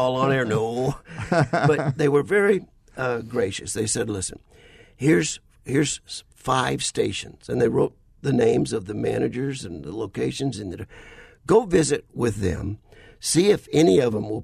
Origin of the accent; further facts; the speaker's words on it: South Louisiana, United States; moved away; also born or lived in Littleton, Colorado; home is South Louisiana